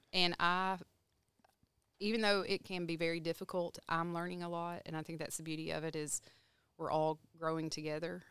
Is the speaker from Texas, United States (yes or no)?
yes; Texarkana, Texas, United States; moved away; I'm from Texarkana, Texas